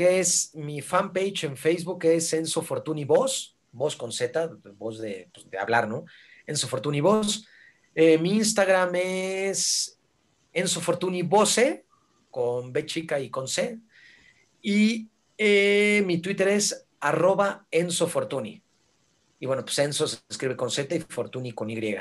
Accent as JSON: {"language": "Spanish", "country": "Mexico", "said": "hablas como mexicano"}